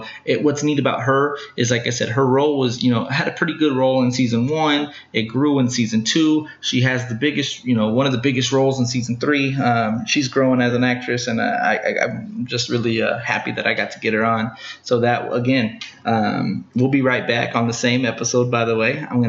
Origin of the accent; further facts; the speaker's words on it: Smithville, Texas, United States; I'm raised from Smithville, so I'm a country boy myself. I'm very familiar with Austin.